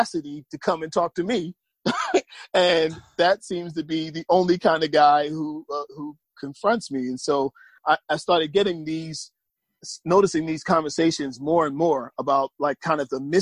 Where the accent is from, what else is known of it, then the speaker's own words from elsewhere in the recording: Atlantic City, New Jersey, United States; moved away as an adult; now in Atlanta, United States; I moved here from New Jersey, from born and raised in Atlantic City, New Jersey